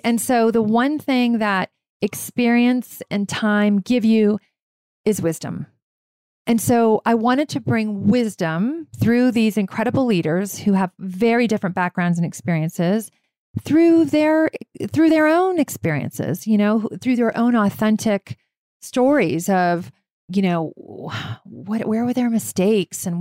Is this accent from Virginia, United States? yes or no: yes; Virginia, United States; I grew up in Virginia